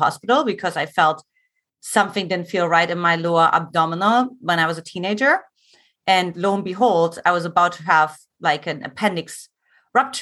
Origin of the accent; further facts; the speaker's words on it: eastern Germany, Germany; English is a second language; moved away as an adult; also born or lived in California; now in United States; I grew up in Eastern Germany, for those who want to uncover my accent